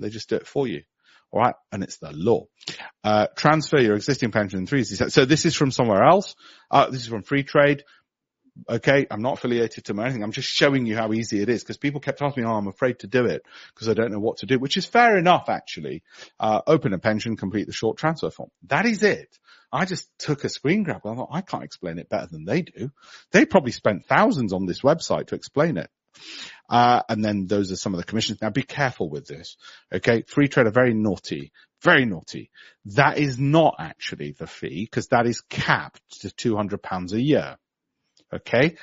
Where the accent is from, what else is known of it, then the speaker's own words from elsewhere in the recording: Leeds, Yorkshire and the Humber, United Kingdom; I was born in Armley.